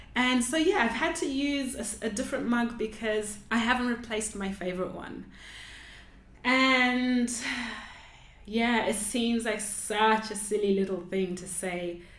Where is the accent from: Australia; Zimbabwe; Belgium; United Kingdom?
Zimbabwe; I grew up in Zimbabwe